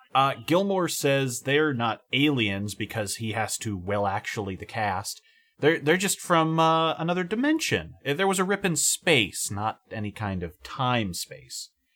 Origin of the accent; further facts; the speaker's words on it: California, United States; As a Californian